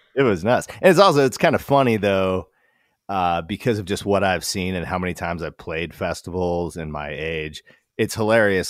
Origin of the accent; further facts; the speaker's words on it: Wasilla, Alaska, United States; moved away as an adult; also born or lived in Portland, Oregon; I was 36 from Wasilla, Alaska